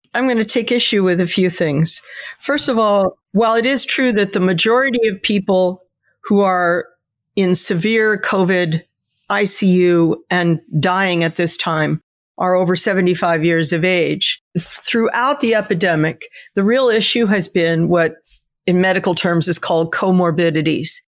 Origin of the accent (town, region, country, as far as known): United States